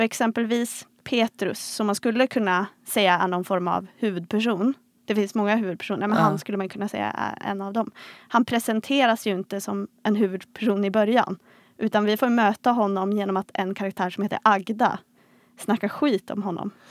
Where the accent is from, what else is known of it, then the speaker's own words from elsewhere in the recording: Vilhelmina, Västerbotten County, Sweden; moved away; jag kommer från Vilhelmina.